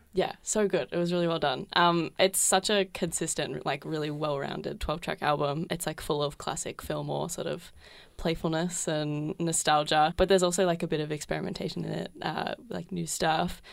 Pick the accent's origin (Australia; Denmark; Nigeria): Australia; Geelong, Victoria; now in Melbourne, Australia; I'm from Geelong originally